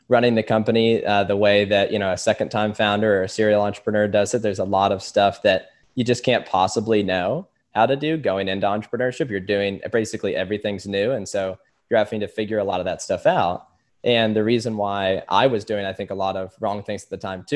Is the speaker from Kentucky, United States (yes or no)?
yes; Louisville, Kentucky, United States; also born or lived in Lexington, Kentucky / Austin, Texas; I'm from Louisville. I lived most of my life here